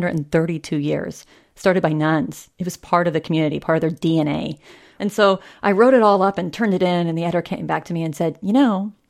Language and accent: English; southeastern Kansas, United States; moved away; You drive another hour south and you hit my hometown.